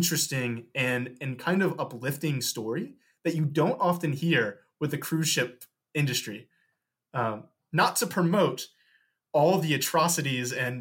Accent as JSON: {"language": "English", "town": "St. Louis", "region": "Missouri", "country": "United States", "said": "I'm from St. Louis, Missouri"}